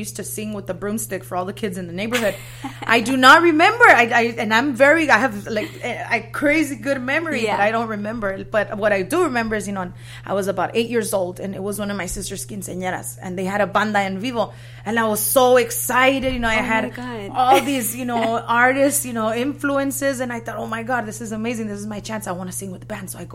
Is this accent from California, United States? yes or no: yes; Mendota, California, United States; also born or lived in Fresno, California; I was born there, you know, and I was raised in an even smaller town outside of there